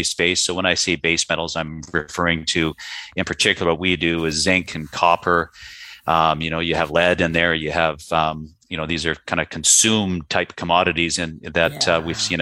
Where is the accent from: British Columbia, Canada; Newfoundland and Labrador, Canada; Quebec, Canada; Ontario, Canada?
British Columbia, Canada; Vancouver; moved away; being born and raised in Vancouver, Canada